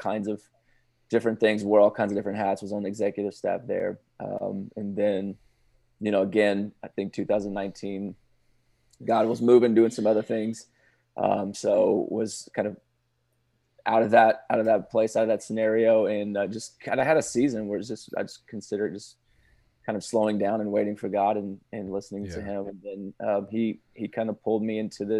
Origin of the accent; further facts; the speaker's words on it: West Texas, United States; I'm originally from West Texas, went to school at McMurray University there